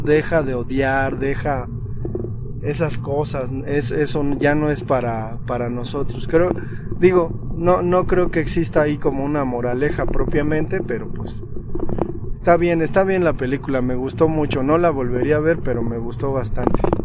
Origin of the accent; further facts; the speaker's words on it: Mexico; somos mexicanos